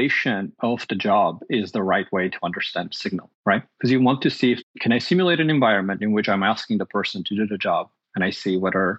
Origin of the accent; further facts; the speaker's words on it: Armenia; now in United States; I grew up in Armenia, which is a small country in Eastern Europe